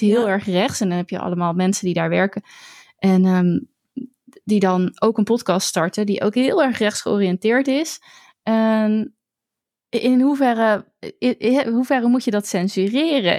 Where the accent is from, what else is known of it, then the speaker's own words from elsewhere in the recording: Netherlands; also born or lived in Zoetermeer; ik als Nederlander